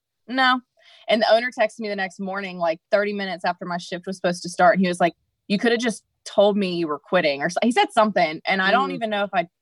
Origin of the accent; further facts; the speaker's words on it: Raleigh, North Carolina, United States; I was born and raised in Raleigh.